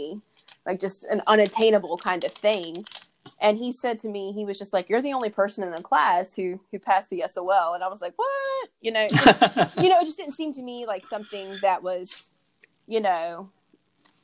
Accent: Hopewell, Virginia, United States; So I grew up in Hopewell. I met my husband in Hopewell

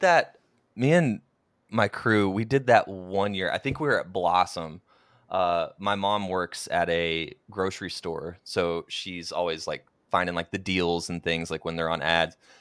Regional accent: Oklahoma, United States; moved away; Oklahoma, which is where I'm originally from.

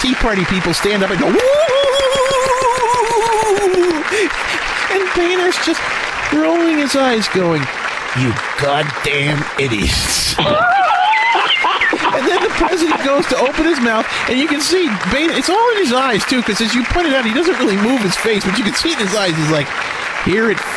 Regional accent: United States; this American

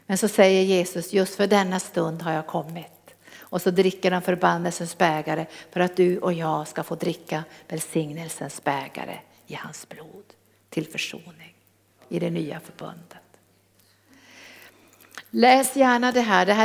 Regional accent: Norrbotten County, Sweden; accent: Norrland dialect; moved away; Då hade jag kvar min norrländska till fullo

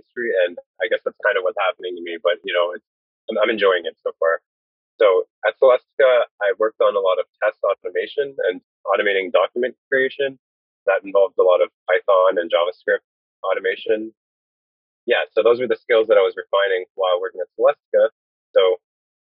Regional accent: Brampton, Ontario, Canada; I'm originally from Brampton, Ontario

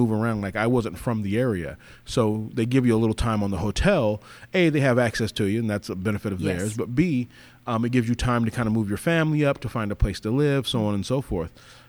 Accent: Arizona, United States; also born or lived in Los Angeles, California; I was born in LA. I was raised in Arizona. I call myself kind of an Arizona boy. So, a lot of my formative years were in Arizona.

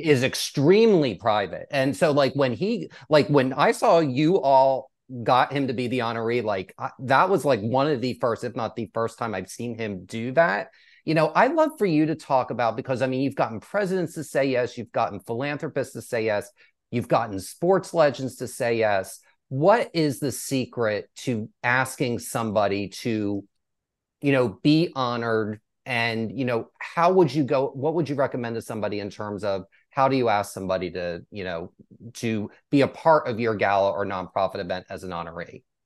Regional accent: East Coast, United States; now in Texas, United States; I grew up on the East Coast

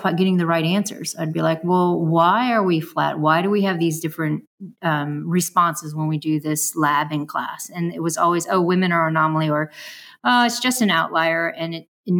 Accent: San Francisco, California, United States; growing up in San Francisco

